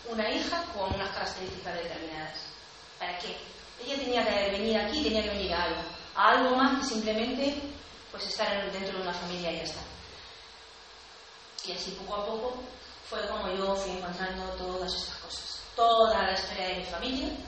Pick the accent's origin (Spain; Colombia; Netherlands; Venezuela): Spain; a village 30 km from Cáceres, Extremadura; desde Cáceres hasta, hasta mi pueblo de 30